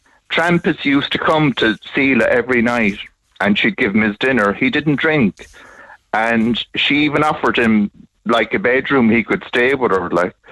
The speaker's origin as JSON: {"language": "English", "region": "Munster", "country": "Ireland", "tie": "born or raised there", "said": "Bandon Road"}